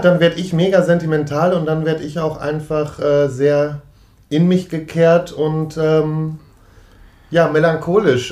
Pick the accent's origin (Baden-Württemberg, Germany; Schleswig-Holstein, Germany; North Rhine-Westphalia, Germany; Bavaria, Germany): North Rhine-Westphalia, Germany; Münster; in der Nähe von Münster und das ist halt wirklich meine Geburtsstadt dann auch